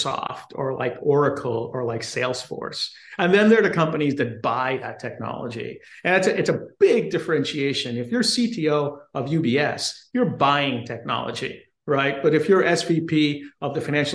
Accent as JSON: {"language": "English", "country": "Guyana", "tie": "born or raised there", "moved": "yes", "lives_now": "United States", "said": "I was born in South America, in Guyana, which is a British colony, and I migrated to the U.S. And did undergrad and the rest of my education in the U.S"}